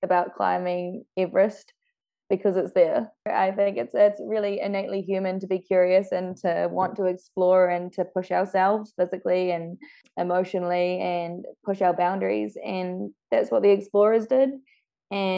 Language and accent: English; New Zealand; being a New Zealander